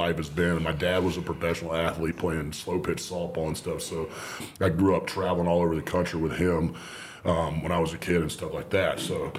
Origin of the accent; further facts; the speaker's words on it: Sherrills Ford, North Carolina, United States; I grew up in a little town in Sherrillsford, North Carolina